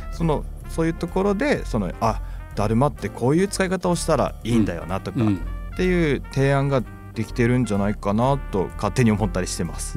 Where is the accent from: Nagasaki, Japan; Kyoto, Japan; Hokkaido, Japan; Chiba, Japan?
Nagasaki, Japan; now in Fukuoka, Japan; 僕の地元の長崎